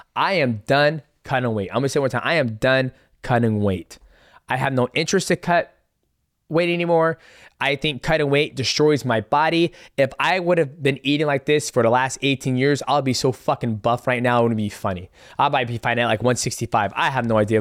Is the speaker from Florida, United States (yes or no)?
no; Seattle, Washington, United States; in Seattle, Washington, my hometown